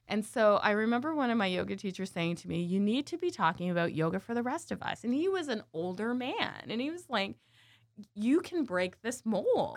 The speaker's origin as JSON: {"language": "English", "town": "Burlington", "region": "Ontario", "country": "Canada", "tie": "born or raised there", "said": "growing up in Canada, I grew up in, uh, in Burlington, Ontario"}